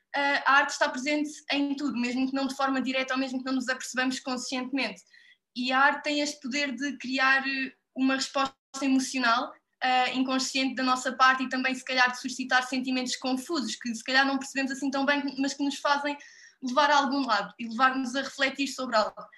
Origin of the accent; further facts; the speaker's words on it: Odemira, Alentejo, Portugal; eu sou de Odmira, na Costa Vicentina, e desde sempre que também cresci numa casa